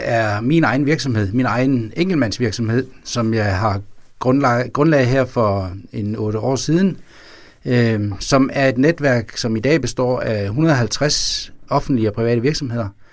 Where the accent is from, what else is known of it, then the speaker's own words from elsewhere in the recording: Vejle, Southern Denmark, Denmark; Vejle, hvor jeg kommer fra